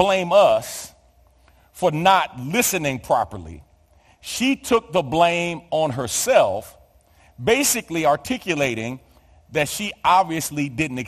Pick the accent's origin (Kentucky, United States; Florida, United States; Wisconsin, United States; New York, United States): New York, United States; New York City; born or raised there